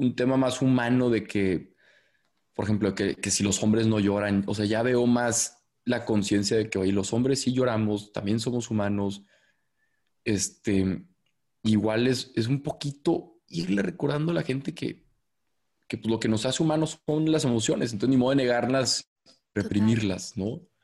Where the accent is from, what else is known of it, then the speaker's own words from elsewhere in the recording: Torreón, Coahuila, Mexico; moved away as an adult; also born or lived in Monterrey; Soy de Torreón, Coahuila, que es una ciudad acá en el norte